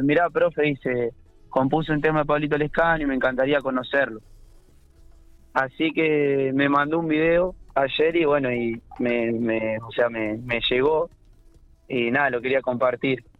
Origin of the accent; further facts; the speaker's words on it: General Pico, La Pampa, Argentina; Yo soy de General Pico